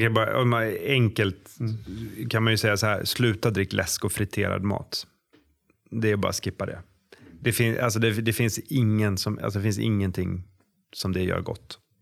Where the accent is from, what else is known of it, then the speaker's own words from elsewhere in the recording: Sweden; vi svenskar